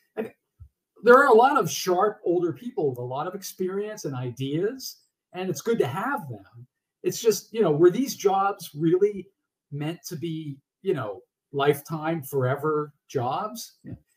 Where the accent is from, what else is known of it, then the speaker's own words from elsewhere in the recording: Massachusetts, United States; still living independently in the house I grew up in in Massachusetts